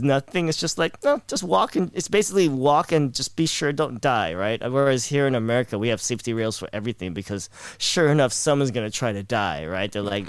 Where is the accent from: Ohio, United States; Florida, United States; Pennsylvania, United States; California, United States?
California, United States; Los Angeles; I wasn't born and raised in Manila in the Philippines. You know, I was, you know, pretty much here in Los Angeles. So for me, Manila was a very romanticized city, right?